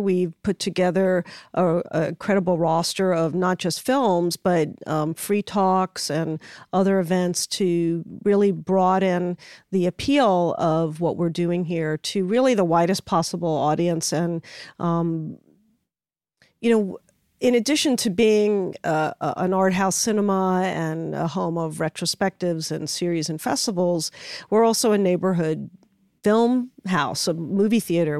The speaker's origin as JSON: {"language": "English", "region": "New York", "country": "United States", "tie": "born or raised there", "said": "I grew up in New York"}